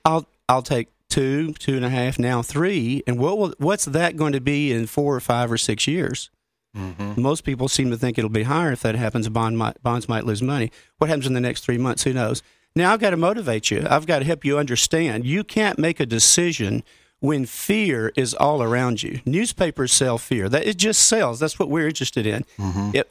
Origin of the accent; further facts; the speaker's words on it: Grand Junction, Colorado, United States; my hometown of Grand Junction